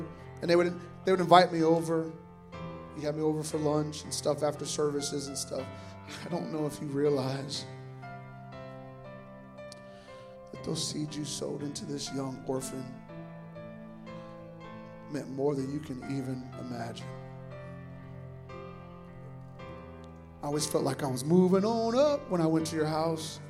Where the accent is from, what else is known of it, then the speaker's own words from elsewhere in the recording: Sioux City, Iowa, United States; I was born and raised in Sioux City, Iowa, and I lived on what was called the west side of town for us